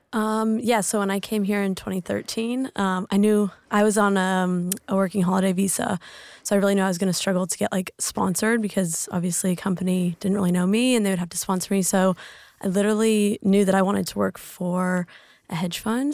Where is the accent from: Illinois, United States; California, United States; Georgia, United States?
California, United States; Lake Tahoe; moved away as an adult; also born or lived in Switzerland; now in Sydney, Australia; I'm from Lake Tahoe, California. Um, born and raised